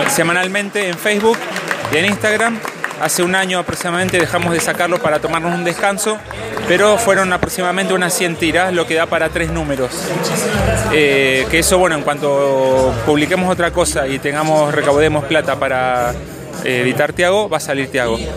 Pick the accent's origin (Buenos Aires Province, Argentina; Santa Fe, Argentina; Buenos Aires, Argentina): Santa Fe, Argentina; En Santa Fe, sí. Somos de Santa Fe.